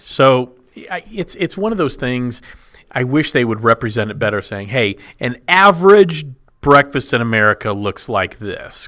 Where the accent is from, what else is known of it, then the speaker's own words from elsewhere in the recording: Texas, United States; I grew up in Texas